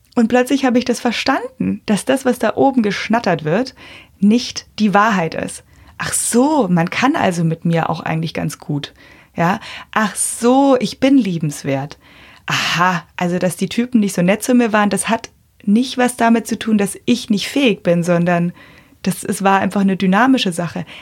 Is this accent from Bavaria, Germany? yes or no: yes; Bavaria, Germany; bei uns in Bayern